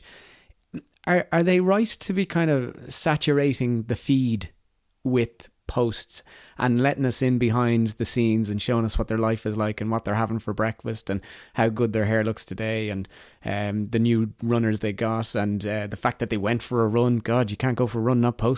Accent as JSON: {"language": "English", "country": "Ireland", "said": "We're Irish"}